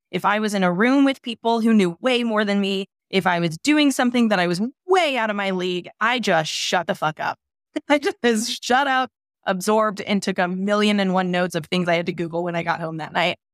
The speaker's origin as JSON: {"language": "English", "town": "St. Louis", "region": "Missouri", "country": "United States", "also_born_or_lived": "New York", "moved": "yes", "said": "I'm from Saint Louis, Missouri"}